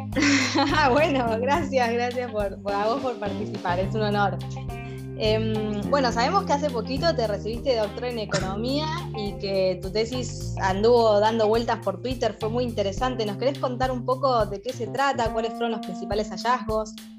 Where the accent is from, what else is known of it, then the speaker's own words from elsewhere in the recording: Argentina; nuestro caso particular de Argentina